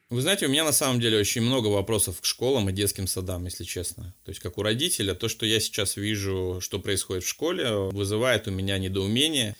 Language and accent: Russian; Vladivostok, Primorsky Krai, Russia; moved away; я вообще сам из Владивостока